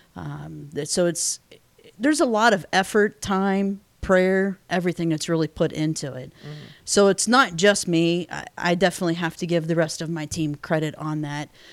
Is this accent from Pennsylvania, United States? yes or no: yes; Pennsylvania, United States; moved away as an adult; I was born and raised in Pennsylvania, hence the Steelers fan